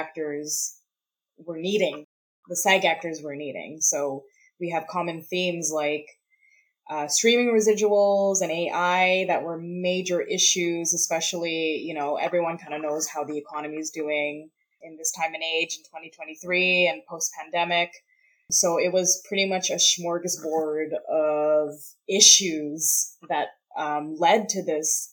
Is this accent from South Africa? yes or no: no; Canada; I'm not in the US. I'm a Canadian filmmaker and a Canadian performer